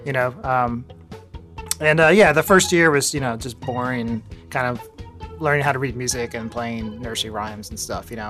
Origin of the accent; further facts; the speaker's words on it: Northern Virginia, United States; moved away as an adult; also born or lived in Baltimore, Maryland / Philadelphia; now in New York City, United States; I grew up in Northern Virginia, kind of close to DC